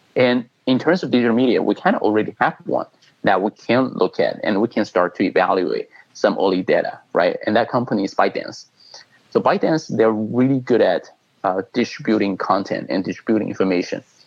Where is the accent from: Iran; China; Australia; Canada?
China; moved away as an adult; now in United States; I was born in China. I came to the U.S. Uh, you know for school and later kind of immigrant uh, immigrated here